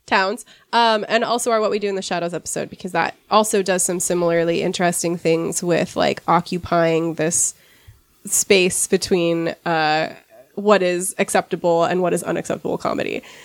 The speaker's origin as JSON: {"language": "English", "country": "United States", "said": "I'm American"}